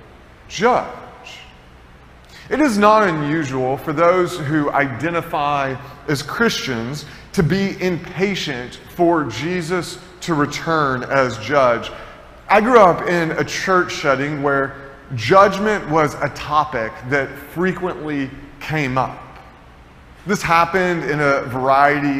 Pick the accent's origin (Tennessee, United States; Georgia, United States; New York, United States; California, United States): Tennessee, United States; moved away; I grew up in Tennessee